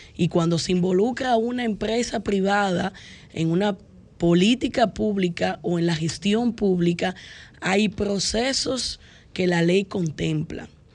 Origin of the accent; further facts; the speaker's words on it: Dominican Republic; como dominicanos